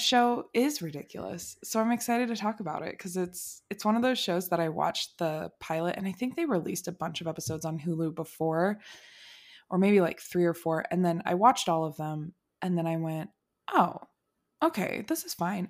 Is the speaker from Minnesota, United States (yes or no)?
yes; Minnesota, United States; I'm from Minnesota